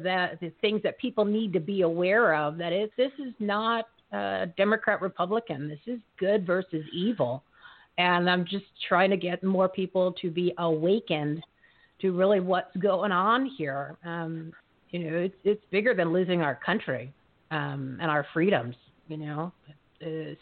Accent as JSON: {"language": "English", "region": "New Jersey", "country": "United States", "moved": "yes", "lives_now": "Arizona, United States", "said": "I'm originally from New Jersey"}